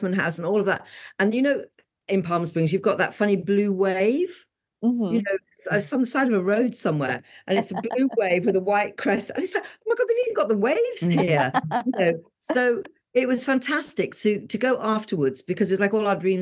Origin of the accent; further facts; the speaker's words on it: England, United Kingdom; Being English